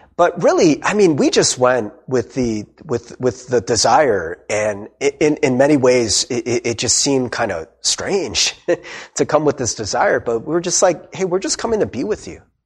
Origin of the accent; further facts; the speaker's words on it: United States; we went as Korean American